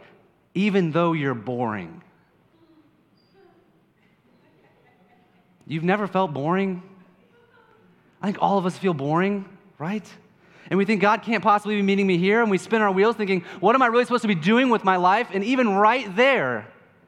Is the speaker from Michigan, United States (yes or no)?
no; Kansas, United States; I'm from Kansas